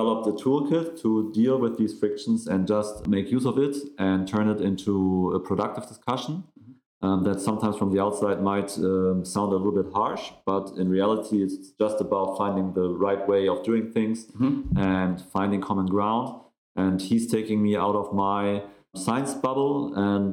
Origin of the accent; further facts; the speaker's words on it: Hamburg, Germany; we are both from Hamburg